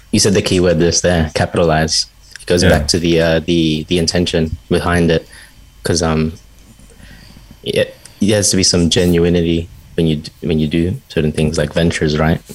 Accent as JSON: {"language": "English", "country": "Australia", "tie": "born or raised there", "said": "we were born in Australia"}